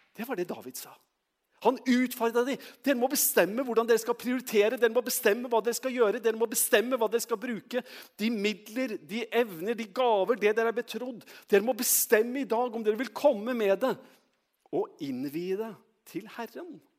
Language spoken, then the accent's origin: Norwegian; Trøndelag, Norway; moved away; jeg er trønder